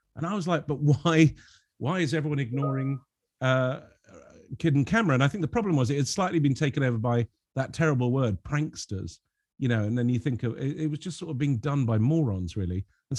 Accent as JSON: {"language": "English", "country": "Lebanon", "tie": "born or raised there", "said": "You know, growing up in Lebanon, I had a lot of French and Belgian comics, which are very surreal"}